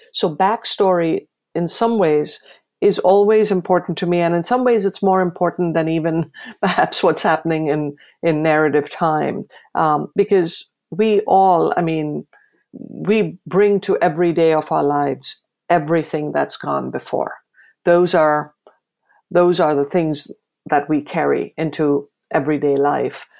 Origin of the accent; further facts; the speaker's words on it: India; now in United States; my adopted country, the United States, as I do about my home country, um, India